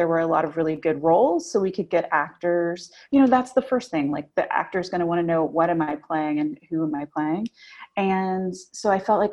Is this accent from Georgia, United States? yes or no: no; Memphis, Tennessee, United States; also born or lived in North Carolina; now in New York, United States; I grew up in Memphis.